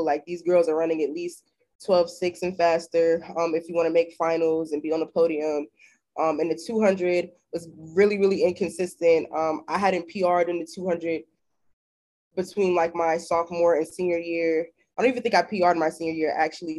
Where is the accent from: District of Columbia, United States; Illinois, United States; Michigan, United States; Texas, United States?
Illinois, United States; Chicago; moved away as an adult; also born or lived in Fort Washington, Maryland / Ithaca, New York; I moved to Chicago with my dad when I was like 7, 8 years old. So I went to high school and elementary school there